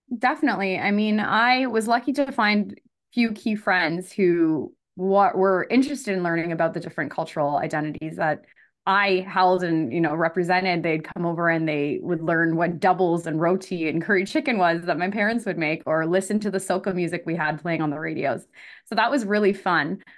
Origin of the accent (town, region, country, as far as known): Elmira, Ontario, Canada; born or raised there; also born or lived in Scarborough, Ontario